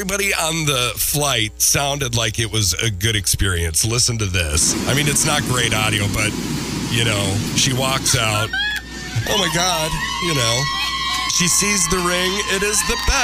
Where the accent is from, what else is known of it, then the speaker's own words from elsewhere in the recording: Minneapolis, Minnesota, United States; moved away; my hometown field in Minneapolis, Target Field